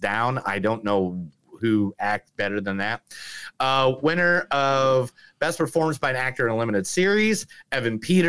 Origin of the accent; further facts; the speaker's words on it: Ireland; I'm fucking Irish